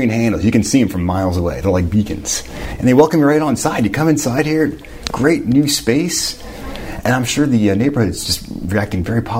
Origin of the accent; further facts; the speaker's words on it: Pittsburgh, Pennsylvania, United States; I'm an East Ender myself. I was actually born and raised in Squirrel Hill for a while, and I still live in the East End.